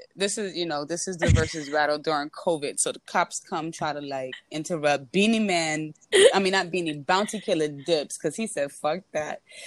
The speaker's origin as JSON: {"language": "English", "town": "New York City", "region": "New York", "country": "United States", "said": "I am a New Yorker"}